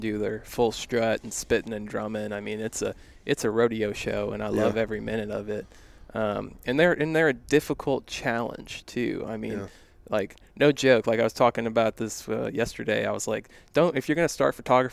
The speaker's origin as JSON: {"language": "English", "region": "Texas", "country": "United States", "tie": "born or raised there", "said": "I'm born and raised in Texas"}